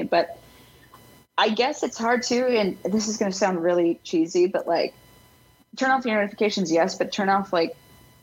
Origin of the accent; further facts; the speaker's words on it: Broussard, Louisiana, United States; moved away as an adult; also born or lived in Fort Collins, Colorado / New Orleans, Louisiana; now in Chicago, United States; Broussard, Louisiana. Shout out my hometown